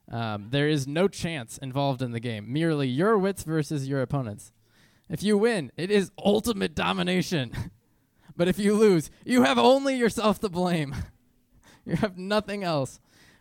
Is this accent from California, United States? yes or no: no; Norfolk, Virginia, United States; also born or lived in Trujillo, Peru / Israel / St. Louis, Missouri; I grew up homeschooled in Norfolk, Virginia, as well as Trujillo, Peru, all over Israel, and then St. Louis, Missouri.